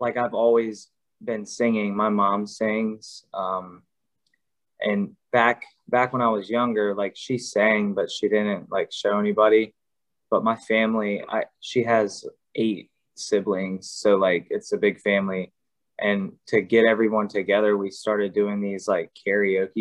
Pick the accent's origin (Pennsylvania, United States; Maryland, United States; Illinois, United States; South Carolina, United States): Maryland, United States; I'm from Maryland, so I'm born and raised here